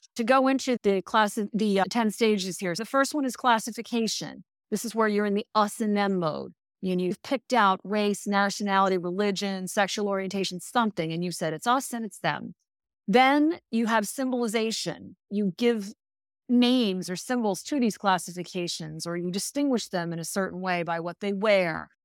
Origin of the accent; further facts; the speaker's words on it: United States; as an American